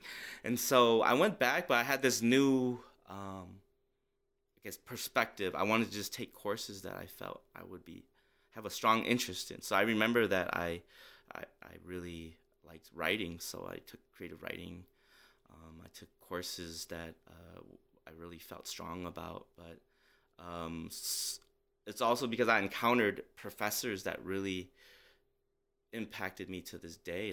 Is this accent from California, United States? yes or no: no; St. Paul, Minnesota, United States; growing up in Minnesota